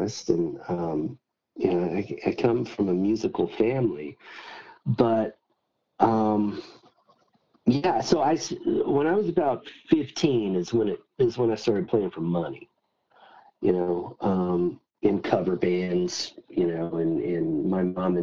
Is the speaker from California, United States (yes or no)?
no; Mobile, Alabama, United States; I grew up on the Alabama Gulf Coast, in Mobile, Alabama